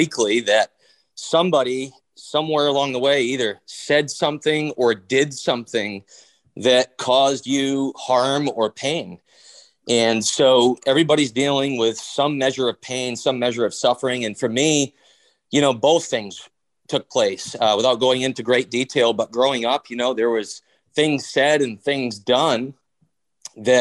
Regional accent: Bangor, Maine, United States; I grew up here in Bangor, Maine

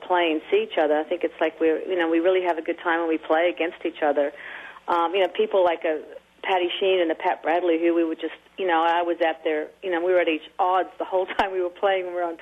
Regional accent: Sydney, New South Wales, Australia; moved away; I'm from Sydney

